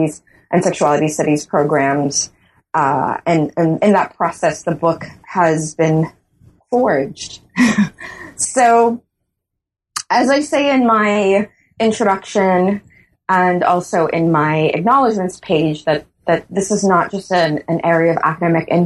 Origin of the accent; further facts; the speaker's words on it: Bahamas; moved away as an adult; also born or lived in St. Augustine, Trinidad and Tobago; now in Trinidad and Tobago; I am born and raised in the Bahamas